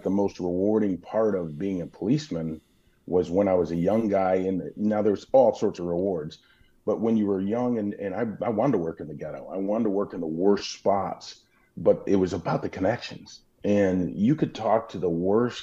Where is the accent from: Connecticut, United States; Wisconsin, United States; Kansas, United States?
Wisconsin, United States; Burlington; moved away; also born or lived in Milwaukee, Wisconsin / Tulsa, Oklahoma; growing up in Burlington, Wisconsin